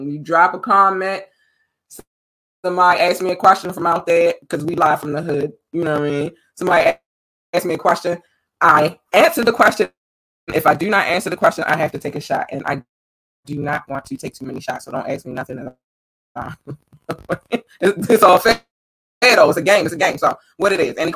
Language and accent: English; Baltimore, Maryland, United States; also born or lived in North Carolina; Originally, I was born in North Carolina. I moved to Baltimore when I was eight years old, and I've been here ever since.